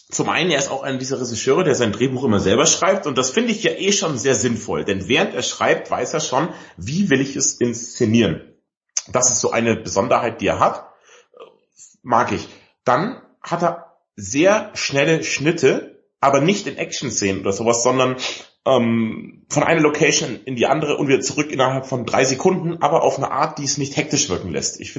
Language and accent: German; Ottobeuren, Bavaria, Germany; Ich komme ja bekanntermaßen aus Otto Ottoweuren im Allgäu.